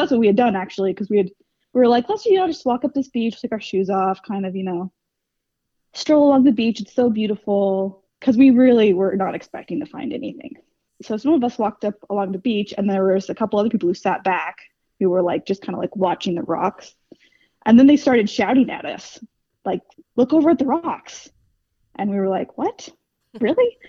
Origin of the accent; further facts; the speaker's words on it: West Coast, United States; now in Cleveland, United States; I grew up on the West Coast